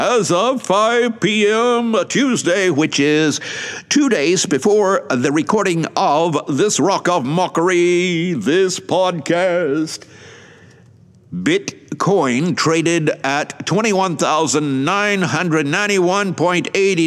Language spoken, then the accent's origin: English; Atlanta, Georgia, United States; now in Shizuoka, Japan; my hometown of Atlanta